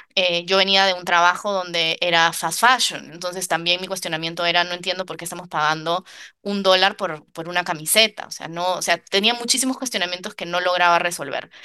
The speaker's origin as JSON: {"language": "Spanish", "region": "Lima", "country": "Peru", "also_born_or_lived": "New York, United States", "moved": "as an adult", "lives_now": "Paris, France", "said": "Yo, que soy de Lima, Lima es una ciudad gigante"}